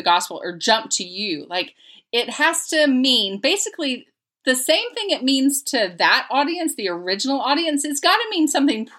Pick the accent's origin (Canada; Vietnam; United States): United States; Lakeland, Florida; I'm from Lakeland, so it's near